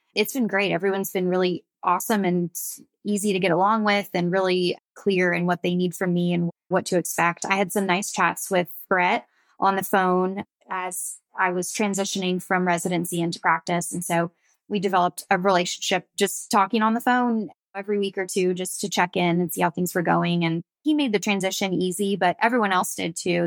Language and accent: English; Pensacola, Florida, United States; So I grew up on the Florida Gulf Coast. I'm from Pensacola, Florida, so fairly small, beachy town